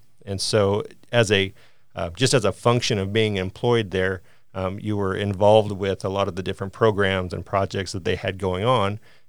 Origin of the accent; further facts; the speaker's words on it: Harrisonville, Missouri, United States; So I came to school from Harrisonville, Missouri, and I was involved in the arts heavily